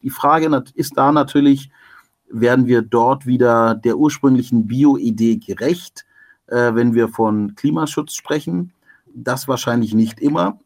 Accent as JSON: {"language": "German", "town": "Stuttgart", "region": "Baden-Württemberg", "country": "Germany", "tie": "born or raised there", "said": "Ich bin ja da in Stuttgart aufgewachsen"}